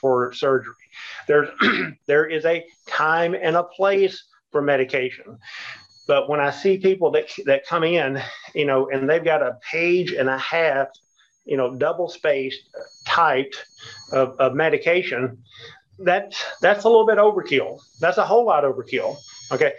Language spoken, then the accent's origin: English; the South, United States; we're from the South here